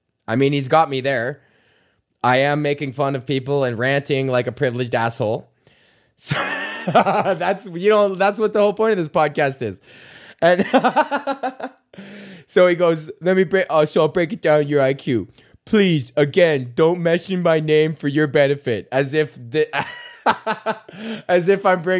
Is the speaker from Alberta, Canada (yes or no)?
yes; Edmonton, Alberta, Canada; I lived in a neighborhood called Highlands, which is the neighborhood next to Beverly